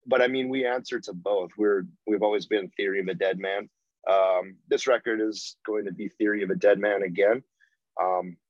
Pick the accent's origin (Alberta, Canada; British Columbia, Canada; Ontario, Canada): British Columbia, Canada; Vancouver; growing up in Vancouver, we were only 2 hours north of Seattle